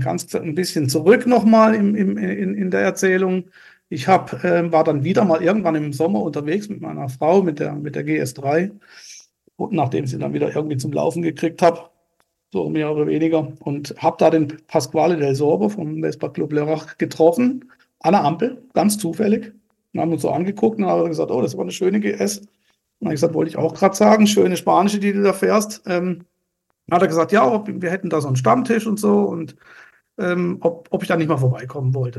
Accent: Lörrach, Baden-Württemberg, Germany; also born or lived in Basel, Switzerland (birthplace); Aufgewachsen bin ich äh, in einem Vorort von Lörrach namens Brombach

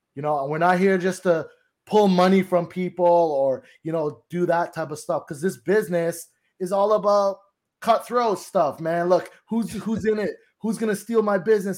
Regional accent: Toronto, Ontario, Canada; now in Collingwood, Canada; I'm from Toronto. I'm actually living, uh, Collingwood in a cottage area

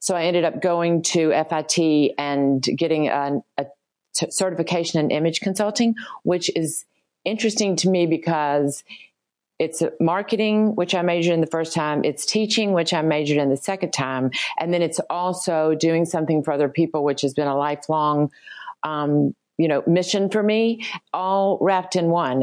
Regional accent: Birmingham, Alabama, United States; I grew up in Birmingham, Alabama

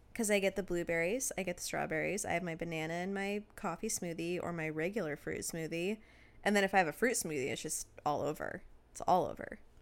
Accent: Washington, United States; we grew up in Washington

